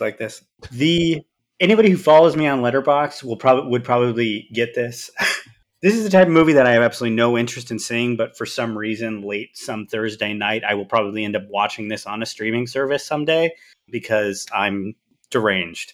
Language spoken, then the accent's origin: English; Southern Oregon, United States; I'm from Oregon. There's no team in Oregon. There's no, in, in Southern Oregon, there's not really any team even close to me.